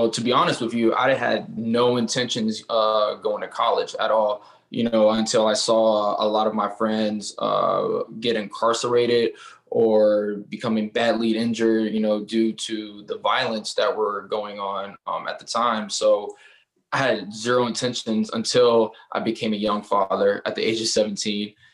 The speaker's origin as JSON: {"language": "English", "town": "Norfolk", "region": "Virginia", "country": "United States", "said": "I'm from Norfolk, Virginia. I went to Norfolk State University, which is a historical black college university."}